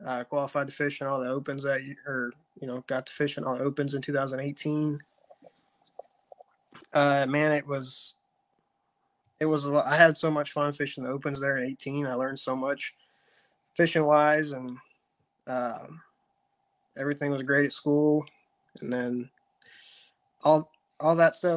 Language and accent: English; East Central Ohio, United States; moved away as an adult; now in Chattanooga, United States; I grew up in East Central Ohio, a little lake called Tappan